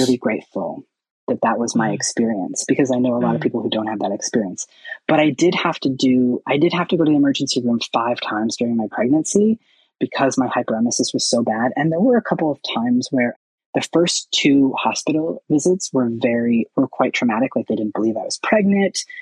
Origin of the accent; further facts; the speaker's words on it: Seattle, Washington, United States; I am from Seattle and there's a lot more resources and access to care here.